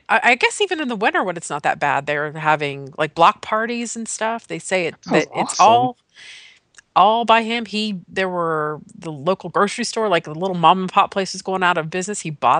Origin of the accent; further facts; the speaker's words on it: Ohio, United States; Southern Ohio is.